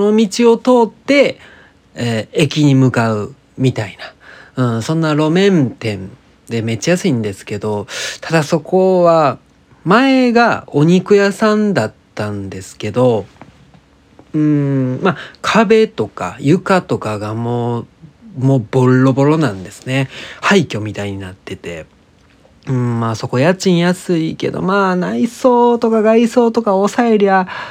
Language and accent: Japanese; Osakasayama, Osaka, Japan; 僕の地元である大阪狭山市に一個あるんですよ